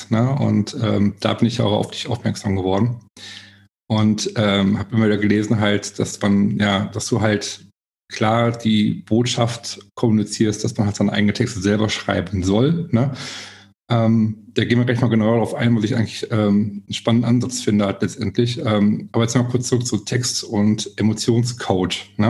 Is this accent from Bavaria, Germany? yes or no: no; Essen, North Rhine-Westphalia, Germany; ich bin hier in Essen groß geworden, bin auch nie irgendwie